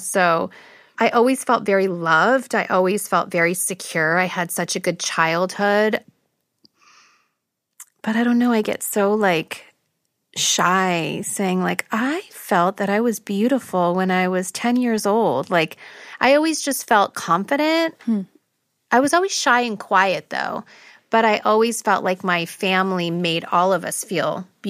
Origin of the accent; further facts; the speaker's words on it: Beverly Hills, California, United States; growing up, being Armenian, there wasn't a lot of people that looked like me and my family. Everyone, we grew up in Beverly Hills